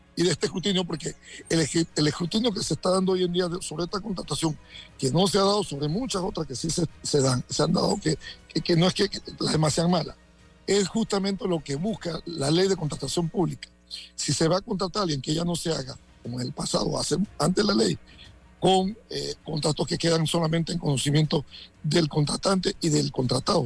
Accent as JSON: {"language": "Spanish", "town": "Santiago de Veraguas", "region": "Veraguas", "country": "Panama", "tie": "born or raised there", "said": "soy de Santiago o porque crecí en Paso Las Tablas y Barrera de Carmen"}